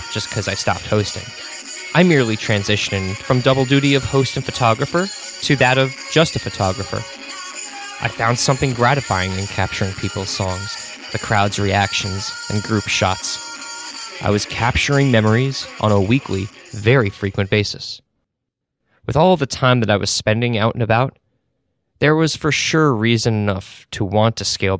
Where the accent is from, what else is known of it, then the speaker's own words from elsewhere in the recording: Woodstock, New York, United States; also born or lived in Astoria, New York; When I was growing up in Woodstock, New York